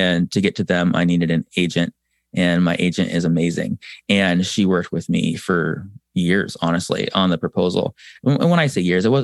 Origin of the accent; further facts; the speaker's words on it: San Diego, California, United States; moved away; I'm from San Diego originally